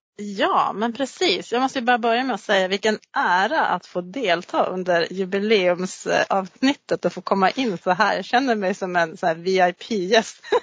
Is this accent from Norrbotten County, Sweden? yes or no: yes; Gammelstad, Norrbotten County, Sweden; jag är uppvuxen i Gammelstad också